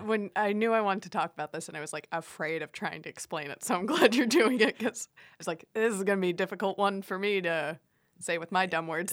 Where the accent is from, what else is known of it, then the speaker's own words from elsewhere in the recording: Miami, Florida, United States; I grew up in Miami